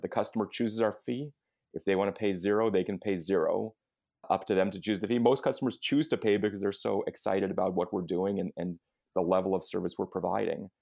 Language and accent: English; United States; we as American consumers